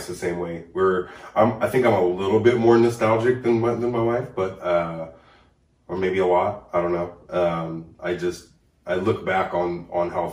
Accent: North Highlands, California, United States; I grew up in North Highlands predominantly

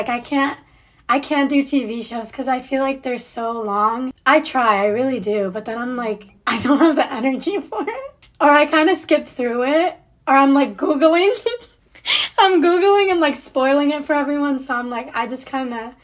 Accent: Cincinnati, Ohio, United States; moved away as an adult; also born or lived in Nouakchott, Mauritania / Waukesha; now in Michigan, United States; I moved to the States when I was around like 6 or 7 years old. I went to school here, grew up here, and or not in Michigan, but I grew up in Cincinnati, Ohio

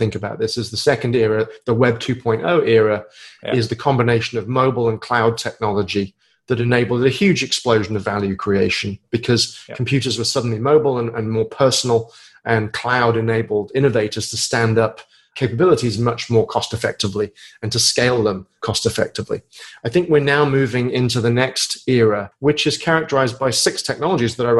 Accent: United Kingdom; moved away as an adult; now in United States; I live in the States, but I'm a Brit.

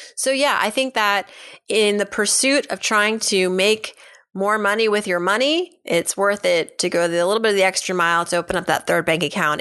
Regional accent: Massachusetts, United States; now in New York City, United States; I grew up in New England, Massachusetts even

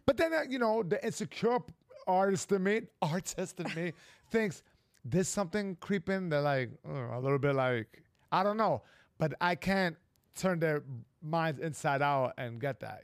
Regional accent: New York, United States; I'm a New Yorker

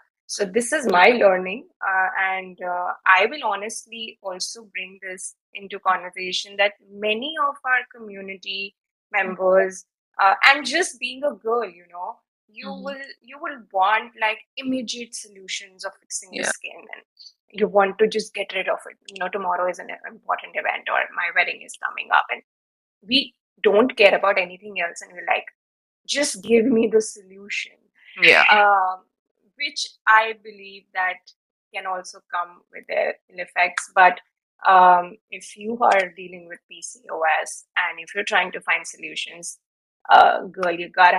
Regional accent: India; And being Indian, dairy is part of our, it has been part of our lives.

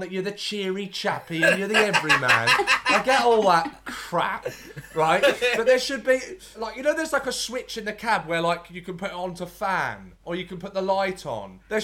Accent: London, United Kingdom; I'm one of those awful London people

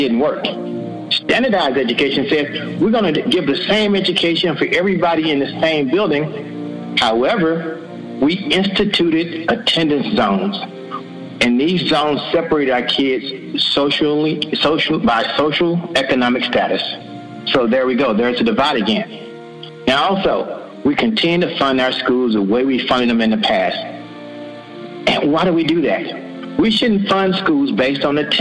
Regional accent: the South, United States; I'm from the South

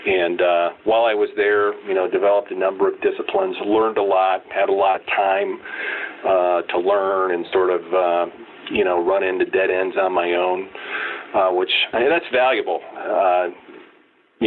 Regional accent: Cedar Rapids, Iowa, United States; moved away as an adult; also born or lived in Des Moines, Iowa; now in Minneapolis, United States; I grew up in Cedar Rapids, Iowa, and ventured off all of six miles to college right there in my hometown

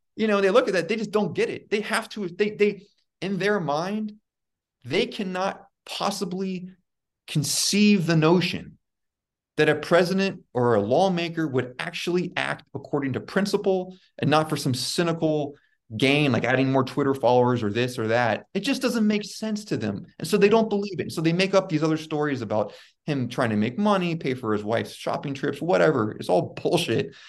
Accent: United States; now in Kyiv, Ukraine; from my perspective as an American

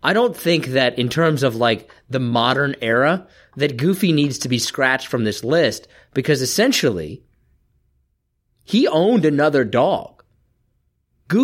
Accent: Kansas, United States; I'm from Kansas

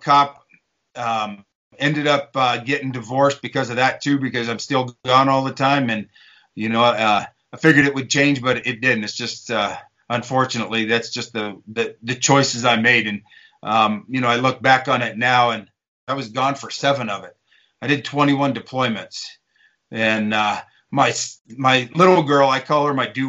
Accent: Eastern Colorado, United States; I grew up in Eastern Colorado, mainly cowboying, doing a little bit of farming

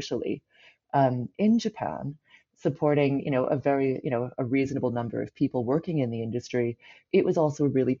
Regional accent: Vancouver, British Columbia, Canada; growing up in Vancouver at this time

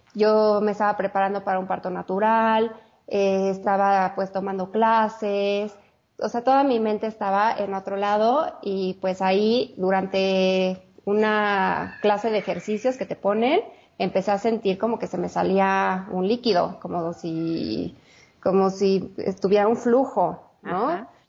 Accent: Mexico City, Mexico; soy de la Ciudad de México, Judith. Vivo aquí, bueno, aquí nací y toda la vida he vivido aquí

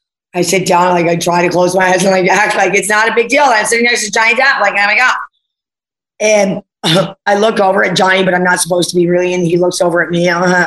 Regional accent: New Jersey, United States; That's how you talk in the New Jersey accent. I was from New Jersey.

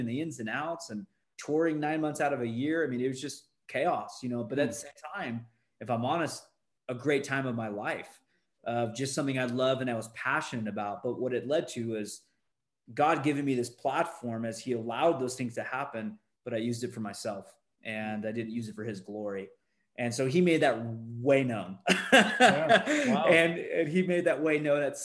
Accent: California, United States; now in Utah, United States; Born and raised in California, now I live in Utah, out of all places

